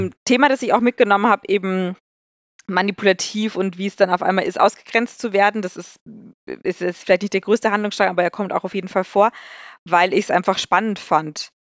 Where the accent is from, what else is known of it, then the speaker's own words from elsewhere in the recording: Maxhütte-Haidhof, Bavaria, Germany; moved away; meine Heimatstadt